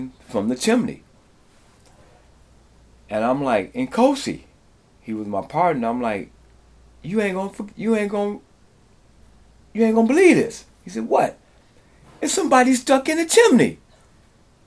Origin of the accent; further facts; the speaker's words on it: Detroit, Michigan, United States; moved away as an adult; also born or lived in New York / Los Angeles / Kingston, Jamaica; now in Appleton, United States; Moved here to get away from Detroit, which is a rough place to grow up in.